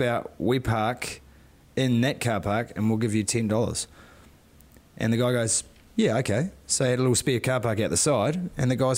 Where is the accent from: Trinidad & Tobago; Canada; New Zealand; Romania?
New Zealand; I don't say that as a Kiwi